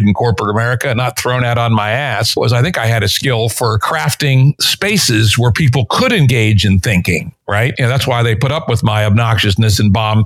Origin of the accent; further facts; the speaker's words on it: Washington, District of Columbia, United States; in my hometown of Washington, D.C.